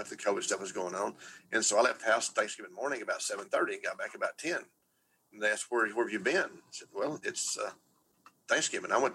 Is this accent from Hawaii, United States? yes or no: no; Texas, United States; I'm from Texas